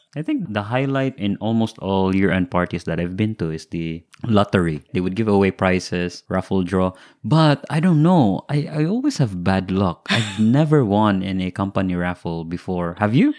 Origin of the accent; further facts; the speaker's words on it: Philippines; moved away as an adult; also born or lived in Singapore; now in Japan; as a Filipino